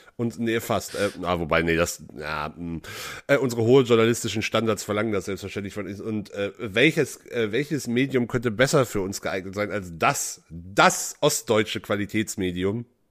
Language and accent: German; West Germany, Germany; Als, als Westdeutscher